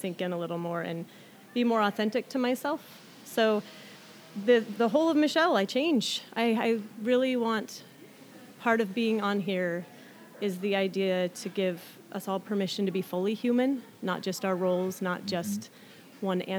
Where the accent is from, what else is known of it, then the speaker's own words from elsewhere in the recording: Oak Harbor, Washington, United States; also born or lived in Southern California; Oak Harbor, Washington was where I spent most of my growing up.